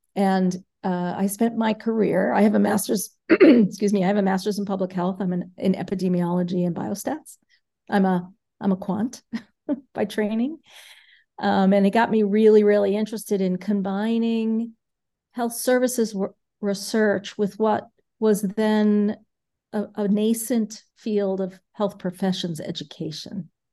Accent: New York City, New York, United States; moved away as an adult; now in Milwaukee, United States; I grew up in New York City, um, I went to public schools in New York City

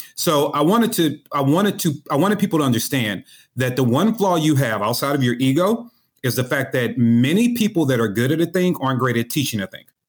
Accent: St. Louis, Missouri, United States; I'm from Saint Louis, Missouri.

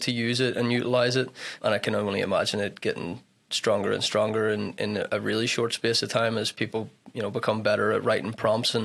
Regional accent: Belfast, Northern Ireland, United Kingdom; moved away as an adult; also born or lived in Duluth, Minnesota; now in Minnesota, United States; I'm originally from Ireland, from Belfast, but moved over here for college in 2012

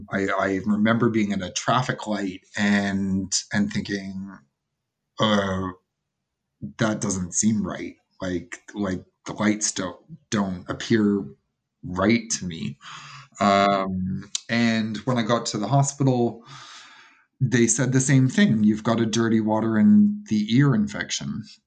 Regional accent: Toronto, Ontario, Canada; I'm from Toronto, so paddleboarding was really taking off about 10 years ago here

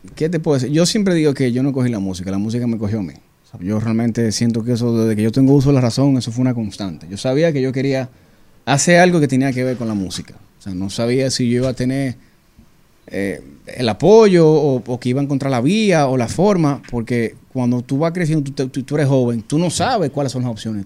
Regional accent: Dominican Republic; soy dominicano

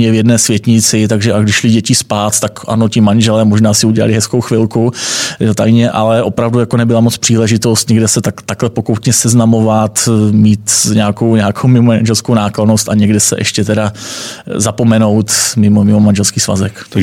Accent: Moravia, Czechia; Takže já jsem z Moravy, eh, hodně inklinu, že tam má ocovská linie, pochází z Jižní Moravy

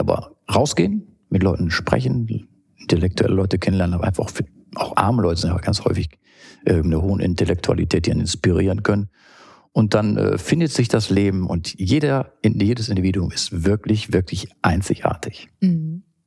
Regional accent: Düsseldorf, North Rhine-Westphalia, Germany; ist Heimat natürlich

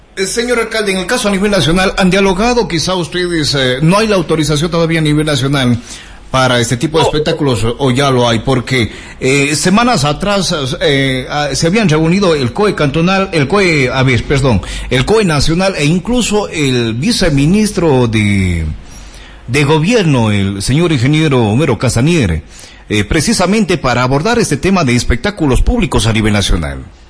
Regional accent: Azogues, Cañar, Ecuador; de dónde somos, pues decíamos de Azogues

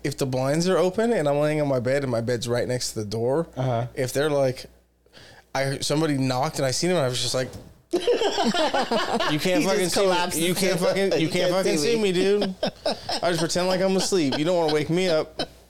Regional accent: Japan; first language Japanese Sign Language; English is a second language; So, dude, I was raised in Japan, deaf. So, Japanese sign language.

